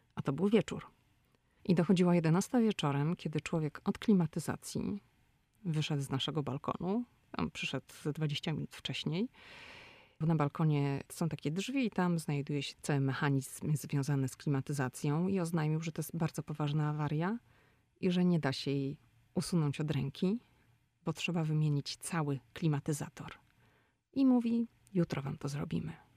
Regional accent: Poland; moved away as an adult; now in Washington, United States; Mój mąż i ja no, urodziliśmy się w Polsce. W Polsce chodziliśmy do szkół, w Polsce kończyliśmy studia

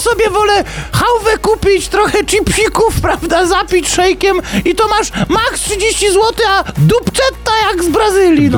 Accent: Poland; nas Polaków

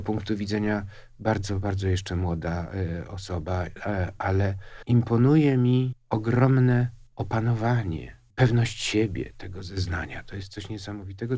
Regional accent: Łódź, Łódź Voivodeship, Poland; się urodziłem w Łodzi w 1949 roku

